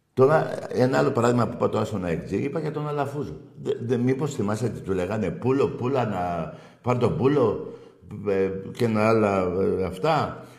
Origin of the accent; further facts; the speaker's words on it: Greece; η Ελλάδα, η σημαία μου, η πατρίδα μου